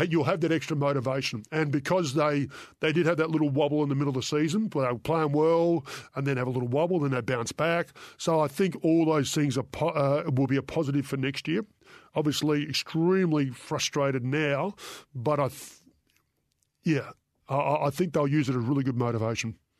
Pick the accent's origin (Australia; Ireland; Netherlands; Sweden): Australia; I'm Australian